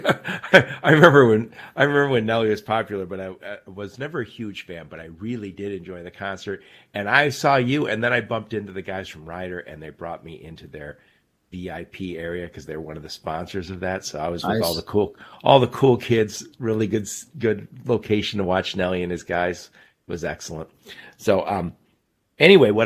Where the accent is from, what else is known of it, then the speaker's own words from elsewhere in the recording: Michigan, United States; my home state, Michigan